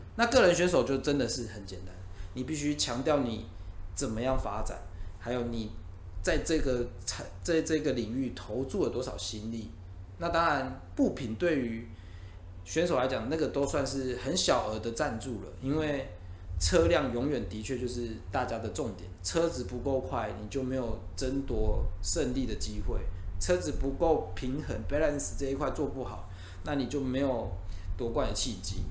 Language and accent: Chinese; Taiwan; 我们台湾人